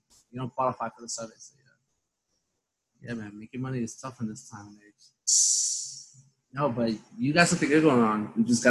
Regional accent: New York City, New York, United States; now in Long Island, United States; the one I grew up with in Brooklyn.

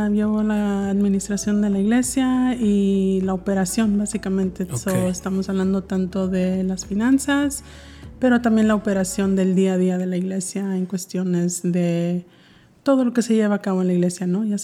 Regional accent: Brownsville, Texas, United States; also born or lived in Monterrey, Nuevo León, Mexico; de Brownsville, Brownsville, Texas, en la frontera con Matamoros, Tamaulipas. Entonces ahí crecí. Entonces me considero, pues, sí mexicana

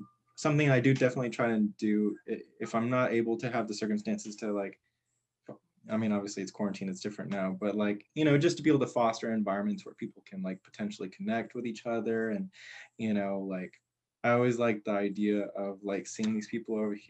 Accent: Corpus Christi, Texas, United States; Corpus, it's there's an element of it being like a city, you know, but it's not necessarily like the kind of city like San Antonio or Houston or Austin or anything.

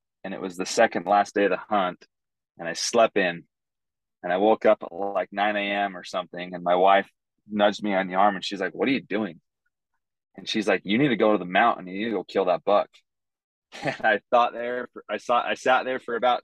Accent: Idaho, United States; moved away as an adult; now in West Texas, United States; I grew up in Idaho

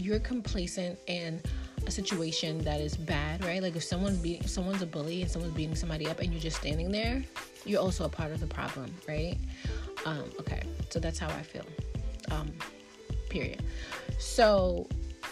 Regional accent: New York City, New York, United States; as a black woman growing up in Brooklyn, New York

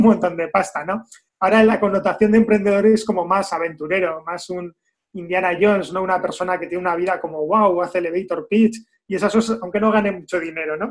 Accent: Basque Country, Spain; como vascos

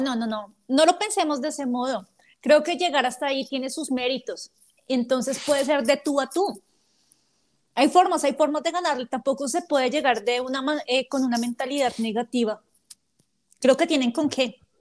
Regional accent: Bogotá, Colombia; los rolos que somos los de Bogotá

